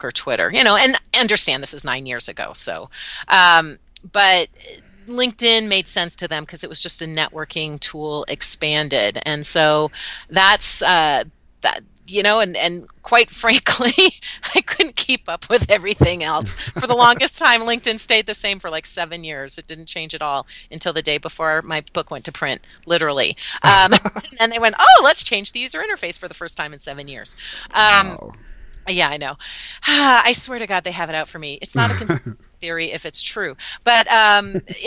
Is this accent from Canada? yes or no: yes; Canada; now in Denver area, United States; I'm actually Canadian, but I've lived about an hour outside of Denver for about 15 years